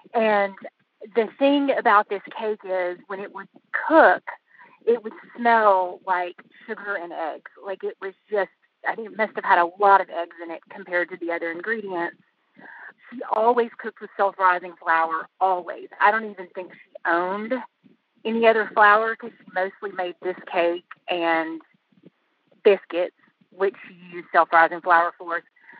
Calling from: Asheville, North Carolina, United States; Asheville, North Carolina.

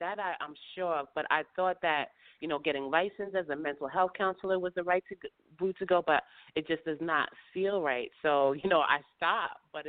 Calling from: upstate New York, United States; Hi, I'm calling from upstate New York.

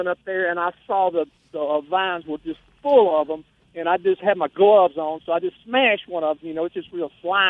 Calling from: Moselle, Mississippi, United States; I'm calling from Mosley of the Free State of Jones.

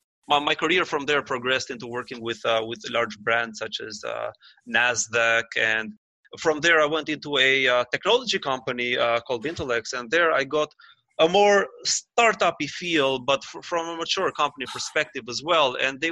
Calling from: Toronto, Ontario, Canada; Well, I'm calling from Toronto, and I'm just working out of my home office for today.

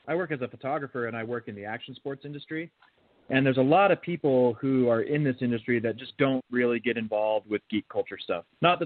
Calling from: Utah, United States; Hey, I'm calling from Utah.

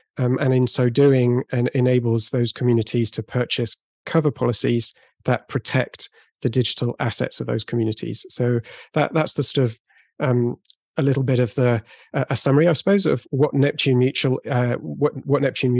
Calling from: Bordeaux, Nouvelle-Aquitaine, France; I'm calling in from Bordeaux, so southwest of France.

